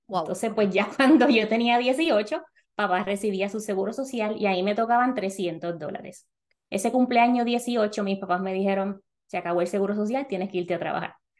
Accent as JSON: {"language": "Spanish", "country": "Puerto Rico", "moved": "as an adult", "lives_now": "North Carolina, United States", "said": "las personas en Puerto Rico somos ciudadanos americanos, así que mudarnos a Estados Unidos no tiene ninguna implicación de papeles ni nada de eso"}